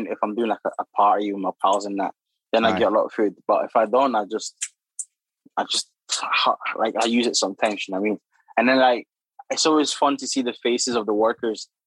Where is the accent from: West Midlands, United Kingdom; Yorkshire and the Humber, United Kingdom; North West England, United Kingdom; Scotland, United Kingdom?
Scotland, United Kingdom; Glasgow; also born or lived in Democratic Republic of the Congo / London; I'm Scottish